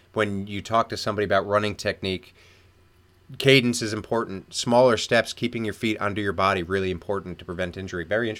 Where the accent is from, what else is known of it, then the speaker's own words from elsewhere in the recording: United States; moved away as an adult; now in Australia; as an American, as a young American